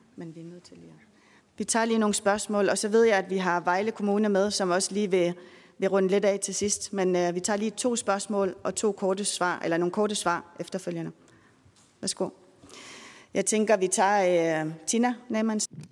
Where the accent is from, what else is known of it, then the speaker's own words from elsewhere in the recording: Greenland; now in Denmark; Vi har jo rigtig mange rejsehold hjemme i Grønland